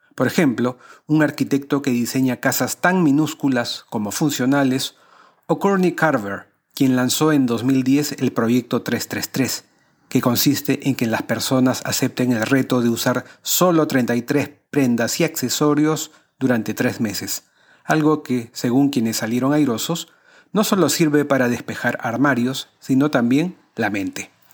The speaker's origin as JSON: {"language": "Spanish", "country": "Peru", "said": "En países latinoamericanos como el mío"}